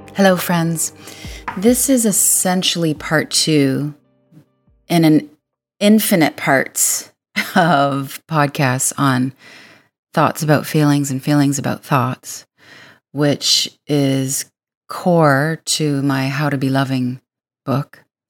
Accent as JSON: {"language": "English", "town": "Windsor", "region": "Ontario", "country": "Canada", "said": "I am from Windsor, Ontario"}